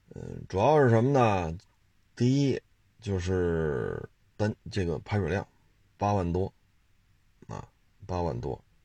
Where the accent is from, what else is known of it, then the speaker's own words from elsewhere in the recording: China; 作为中国人看到这些还是蛮自豪的